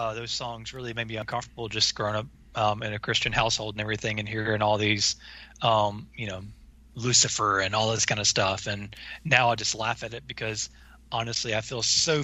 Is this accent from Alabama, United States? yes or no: yes; Alabama, United States; growing up in the South